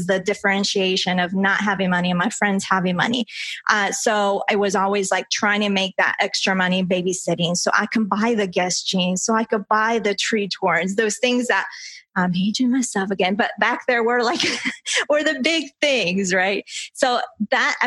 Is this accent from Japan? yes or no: no; Colombia; English is a second language; now in United States; I was born in Colombia